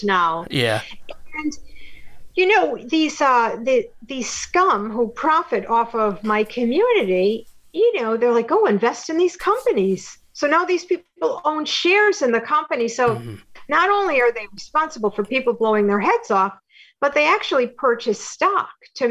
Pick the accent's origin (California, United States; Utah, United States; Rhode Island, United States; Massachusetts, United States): Rhode Island, United States; Providence; I'm from Providence